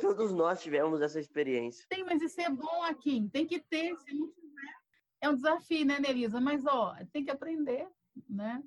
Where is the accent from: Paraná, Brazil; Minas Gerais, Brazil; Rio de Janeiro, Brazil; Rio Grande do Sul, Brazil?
Rio de Janeiro, Brazil; Volta Redonda; eu sou de Volta Redonda, interior do Rio de Janeiro